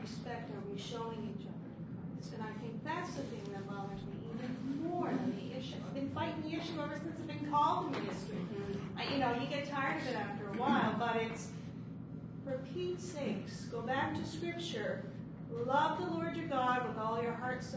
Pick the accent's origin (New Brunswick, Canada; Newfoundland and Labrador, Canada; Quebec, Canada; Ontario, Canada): Newfoundland and Labrador, Canada; moved away; I'm from Newfoundland.